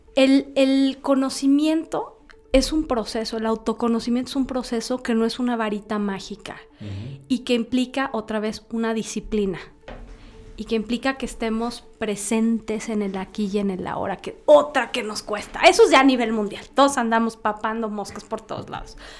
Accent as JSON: {"language": "Spanish", "country": "Mexico", "said": "Somos mexicanos"}